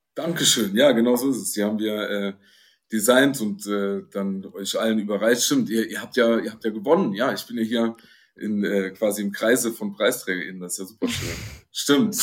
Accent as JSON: {"language": "German", "town": "Dillingen", "region": "Saarland", "country": "Germany", "said": "ich komme, wie gesagt, aus dem, aus dem New York Deutschlands, dem Saarland"}